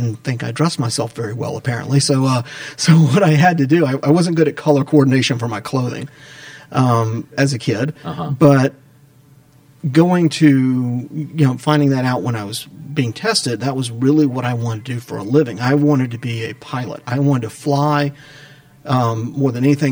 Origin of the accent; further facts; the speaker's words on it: Atlanta, Georgia, United States; I grew up in Atlanta